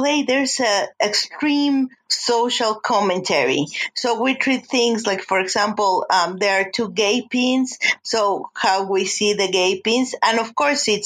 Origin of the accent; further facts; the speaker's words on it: Mexico City, Mexico; moved away as an adult; now in Denver, United States; I'm from Mexico City.